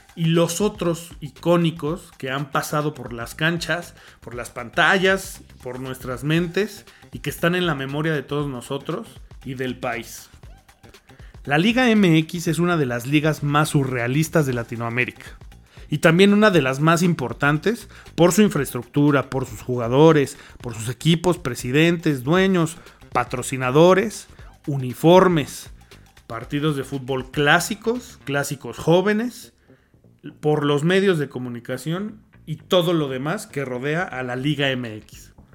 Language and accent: Spanish; Mexico; lo que somos, como mexicanos